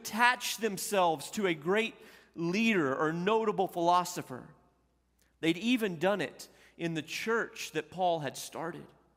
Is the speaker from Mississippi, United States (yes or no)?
no; Olton, Texas, United States; also born or lived in Panhandle, Texas; a small town like where I grew up in Olton, Texas, and in Panhandle, Texas